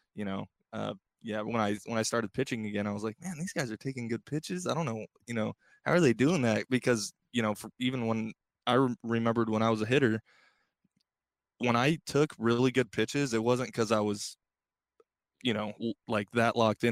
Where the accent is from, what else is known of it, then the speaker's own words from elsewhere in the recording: Bay Area, California, United States; growing up in the Bay Area and, and, you know, growing up an A's fan